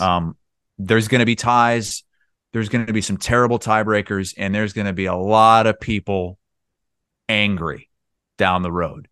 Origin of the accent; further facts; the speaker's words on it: Eastern Iowa, United States; moved away as an adult; Growing up in Eastern Iowa